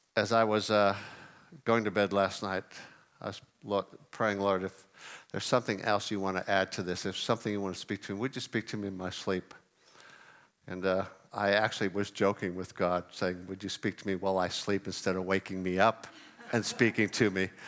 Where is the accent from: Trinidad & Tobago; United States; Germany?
United States; California; moved away; I grew up in California.